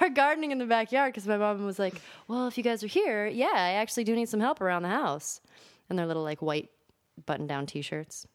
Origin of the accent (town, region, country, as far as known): Los Angeles, California, United States; born or raised there; also born or lived in Michigan